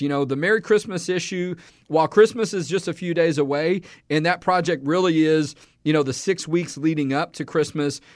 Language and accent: English; Houston, Texas, United States; I'm from Houston